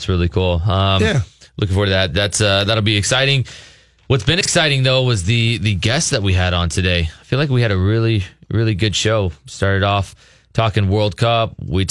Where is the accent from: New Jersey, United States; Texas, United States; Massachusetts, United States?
Texas, United States; Coppell; moved away; Yeah, just outside of Dallas. It's easy enough to say I'm from Dallas.